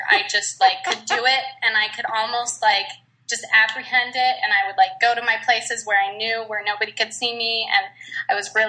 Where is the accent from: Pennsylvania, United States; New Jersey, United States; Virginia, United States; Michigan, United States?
Virginia, United States; also born or lived in Minnesota / Utah; now in Georgia, United States; Well, I live in Georgia now, but I was born in Minnesota, and then I went to high school in Virginia, Northern Virginia, and I went to culinary school there too.